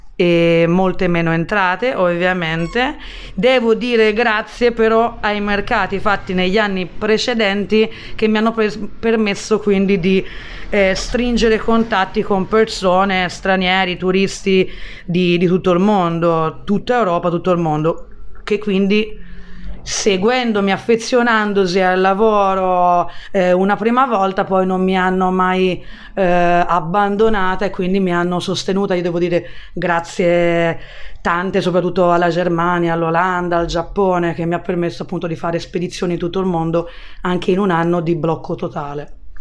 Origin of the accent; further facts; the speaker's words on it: Florence, Tuscany, Italy; also born or lived in London / Australia; sono fiorentina, tra l'altro sono nata nello stesso quartiere, nella stessa via dove poi sono riuscita anni dopo a prendere bottega